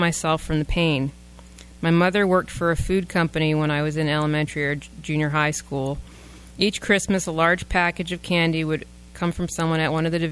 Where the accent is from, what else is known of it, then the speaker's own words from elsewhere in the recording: East Coast, United States; I grew up on the East Coast, so it was cold in the winter